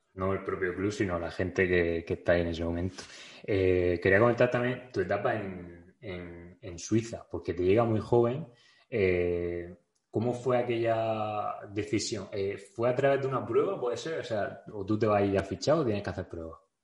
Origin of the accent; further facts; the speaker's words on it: Region of Murcia, Spain; soy de Murcia